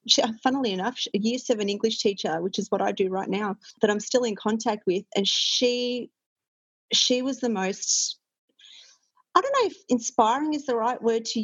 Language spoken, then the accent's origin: English; Melbourne, Victoria, Australia; I grew up in the northern suburbs